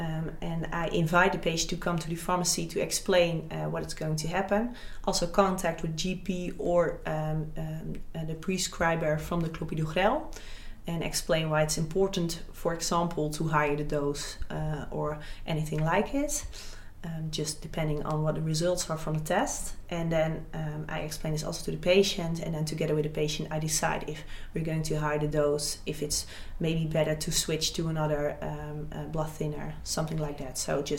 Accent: Gelderland, Netherlands; I'm … from Gelder.

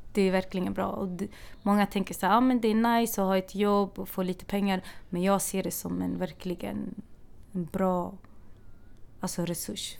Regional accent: Örebro, Örebro County, Sweden; moved away as an adult; now in Stockholm, Sweden; Jag kommer från Örebro från början

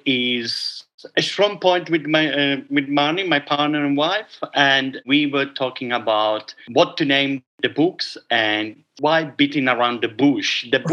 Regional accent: Italy; Okay, so growing up in a dairy farm, it's not as romantic as you would like it to be. I can make an Italian romantic

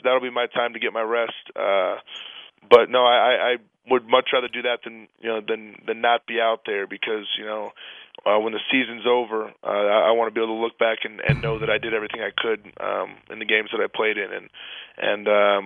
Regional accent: St. Louis, Missouri, United States; I'm from St. Louis.

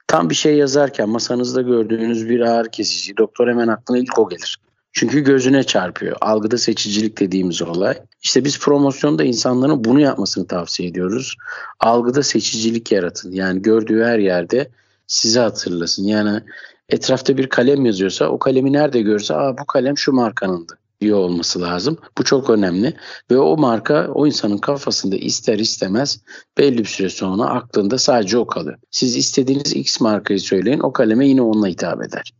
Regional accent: Istanbul, Turkey; ben 1980 İstanbul doğumluyum.

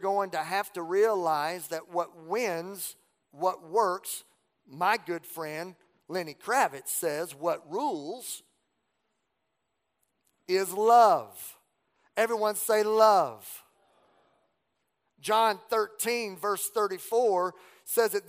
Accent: Southwest Louisiana, United States; growing up in Southwest Louisiana, we didn't have a mall

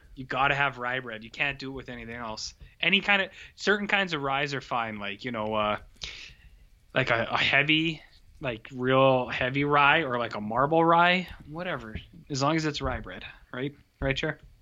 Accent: Canada; we're Canadian.

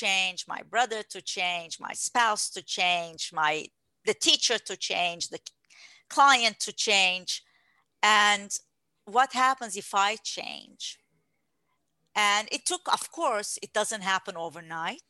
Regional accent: Turkey; moved away; I was born in Turkey

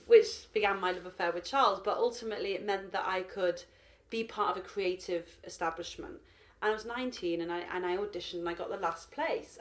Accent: Manchester, North West England, United Kingdom; moved away as an adult; now in London, United Kingdom; at 18 I moved to London from from Manchester to study human genetics at University College London.

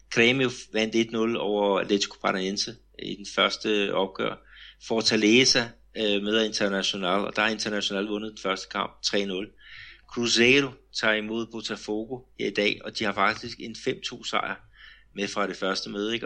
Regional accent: Denmark; now in Brazil; hjemme i Danmark

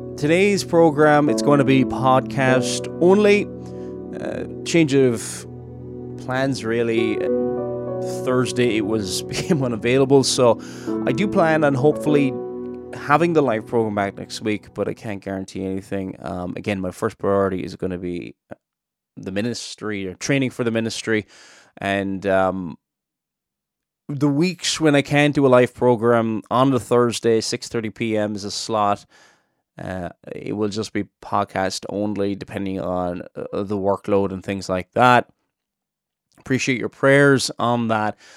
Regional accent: Cork, Munster, Ireland; now in Northern Ireland, United Kingdom; I'm not originally from Northern Ireland. I'm from Cork in the south.

